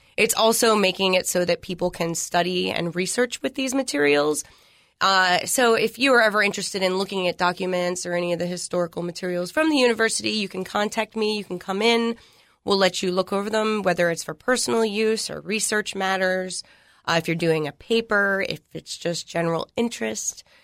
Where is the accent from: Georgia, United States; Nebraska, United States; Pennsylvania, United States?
Pennsylvania, United States; Philadelphia; moved away as an adult; also born or lived in Hawaii; now in Tennessee, United States; I'm from the Northeast, uh, Philadelphia, Pennsylvania